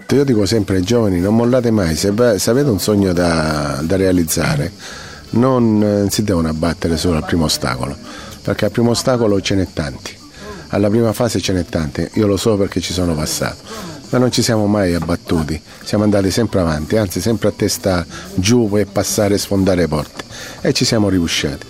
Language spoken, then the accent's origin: Italian; Sicily, Italy; come siciliano